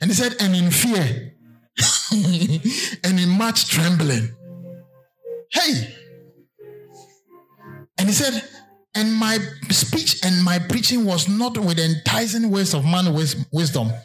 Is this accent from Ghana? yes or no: yes; Berekum and Sunyani, Bono, Ghana; I remember when I was in class 4. Because, I mean, you were intelligent. I was moved from Brekum to Sunyane to stay with my uncle to go to a better school.